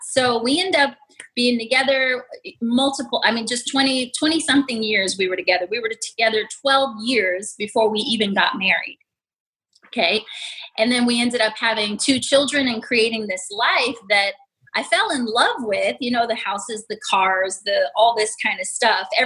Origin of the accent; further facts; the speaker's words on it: New York City, New York, United States; also born or lived in Las Vegas, Nevada; I was born in Las Vegas, raised in New York City.